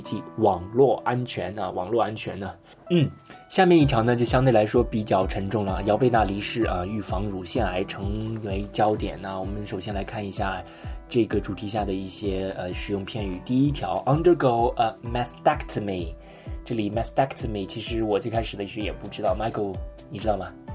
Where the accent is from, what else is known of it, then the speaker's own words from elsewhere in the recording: China; 我们中国人